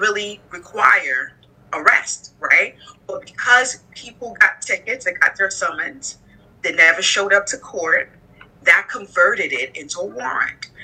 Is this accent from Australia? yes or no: no; Nigeria; moved away as an adult; also born or lived in United States / Arizona / Bedford-Stuyvesant, Brooklyn; now in Brooklyn, United States; I was born here in the United States. Um, my family's from Nigeria. And so at the age of five, I migrated back to Nigeria, and that's actually where I went to elementary school and high school.